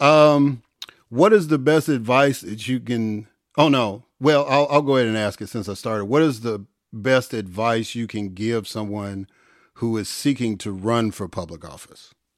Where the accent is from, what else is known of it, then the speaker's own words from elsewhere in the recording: Illinois, United States; also born or lived in Jackson, Mississippi; now in Georgia, United States; I grew up in Illinois. I, I'm living in Georgia now